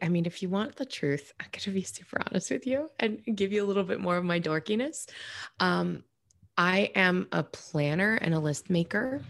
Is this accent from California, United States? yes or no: no; New York, United States; moved away; I'm from New York originally